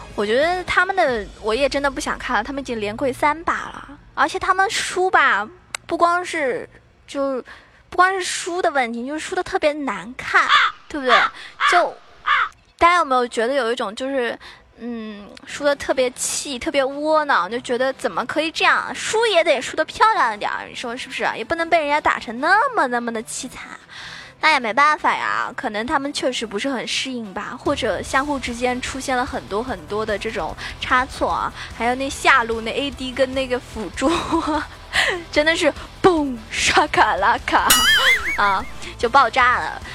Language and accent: Chinese; China; 作为一个中国人来说啊， 作为一个中国观众来说的话